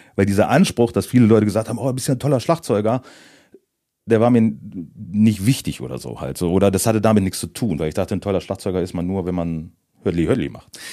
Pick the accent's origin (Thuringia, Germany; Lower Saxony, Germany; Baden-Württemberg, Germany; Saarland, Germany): Lower Saxony, Germany; Moringen; also born or lived in Northeim; ich komme aus Moring und nicht aus Göttingen